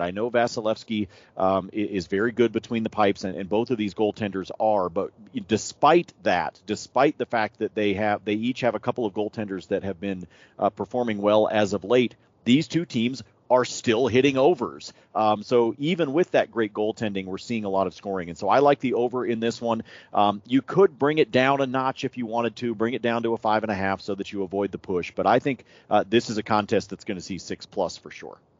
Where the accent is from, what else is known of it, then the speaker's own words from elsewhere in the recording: Pacific Northwest, United States; I grew up in the Pacific Northwest.